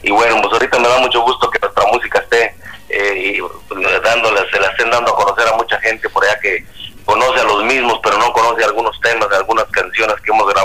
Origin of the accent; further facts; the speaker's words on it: Chalchihuites, Zacatecas, Mexico; en la provincia por ahí de la, de, de, México, el estado se llama, el, estado de Zacatecas. El pueblito, mi pueblito se llama Chalchihuites.